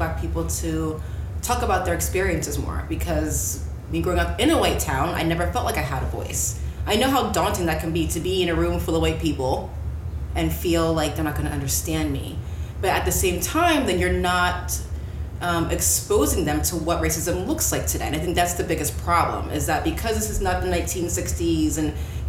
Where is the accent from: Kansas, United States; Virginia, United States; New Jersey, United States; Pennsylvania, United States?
Pennsylvania, United States; Palmyra; Palmyra, Pennsylvania. It is all white. At least when I grew up, it was almost all white people. But my parents are African, so there's a lot of pride in my house.